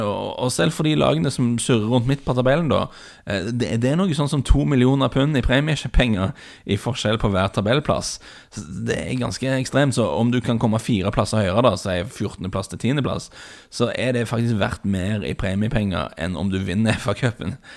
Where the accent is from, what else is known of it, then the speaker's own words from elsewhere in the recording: Bryne, Rogaland, Norway; min, min, bakgrunn, for dere som ikke er klar over det, er at jeg vokste opp på Bryne.